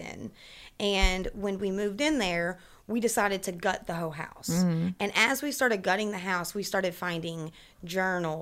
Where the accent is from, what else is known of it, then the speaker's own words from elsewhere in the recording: Kentucky, United States; growing up in Kentucky